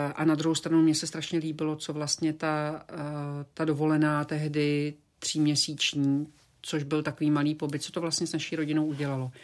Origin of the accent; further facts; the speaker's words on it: Slovakia; also born or lived in Prague, Czech Republic; now in Florida, United States; já jsem byla i na Slovensku, což je moje rodná zem